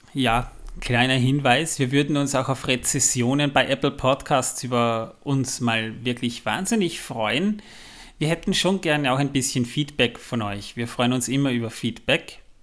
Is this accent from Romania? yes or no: no; Waldviertel, Lower Austria, Austria; ich komme aus dem Waldviertel